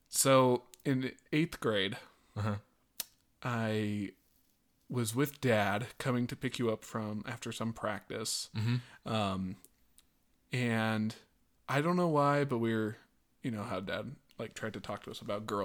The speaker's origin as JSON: {"language": "English", "town": "Lakewood", "region": "Colorado", "country": "United States", "tie": "born or raised there", "said": "So we had this huge wedding planned at the church that we grew up at here in Lakewood, Colorado."}